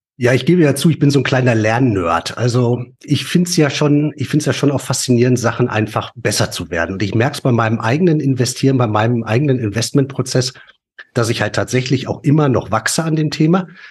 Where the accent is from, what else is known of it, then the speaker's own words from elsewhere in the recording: Ruhr area, North Rhine-Westphalia, Germany; wir kommen ja beide aus dem Pott.